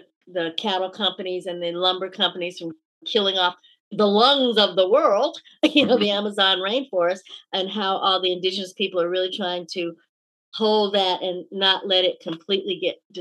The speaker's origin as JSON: {"language": "English", "region": "Georgia", "country": "United States", "tie": "born or raised there", "said": "growing up in Georgia in that time period"}